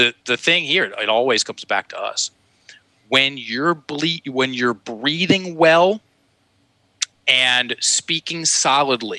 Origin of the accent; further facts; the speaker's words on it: Virginia, United States; accent: Southern drawl; first language English; I grew up in Virginia. We speak English, or at least in my house we did, still do. And it comes with a certain sound to it. I have something called a Southern drawl